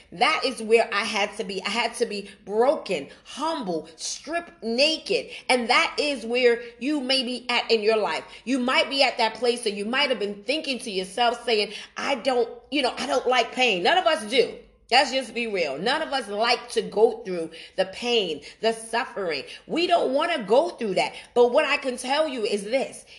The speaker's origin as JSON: {"language": "English", "town": "New York City", "region": "New York", "country": "United States", "tie": "born or raised there", "moved": "as an adult", "said": "I'm originally from Brooklyn, New York. That's my hometown. That's where I was born and raised."}